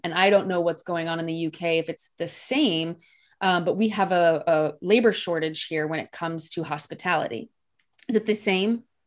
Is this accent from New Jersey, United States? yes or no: no; Iowa, United States; I'm from Iowa, and I did not grow up with wine on my table